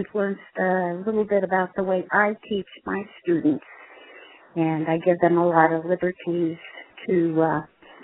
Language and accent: English; Midwest, United States; I was born and raised in the Midwest